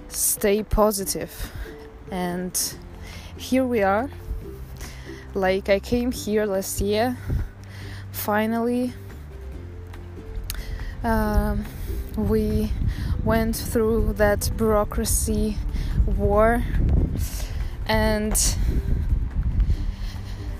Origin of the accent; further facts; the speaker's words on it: Saint Petersburg, Russia; moved away as an adult; now in Netherlands; I found myself in the Netherlands, because I'm from St. Petersburg. It's a huge and marvelous city in Russia.